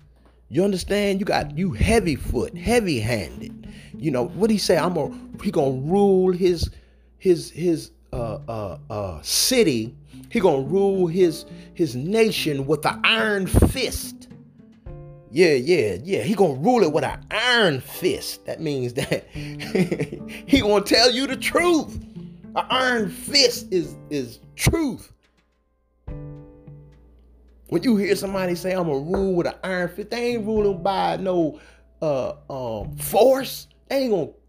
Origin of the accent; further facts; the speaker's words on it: the South, United States; I'm from the South. So my grandmother used to have strawberry and apple and peach preserves